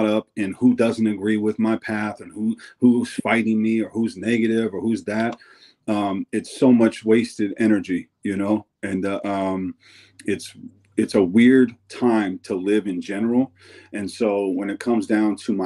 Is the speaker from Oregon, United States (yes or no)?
yes; Eugene, Oregon, United States; my home state, especially in my hometown